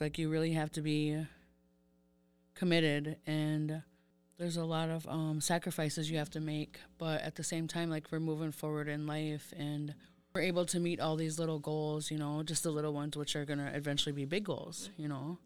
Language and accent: English; St. Croix Reservation, Wisconsin, United States; I am from Saint Croix Reservation. I grew up there.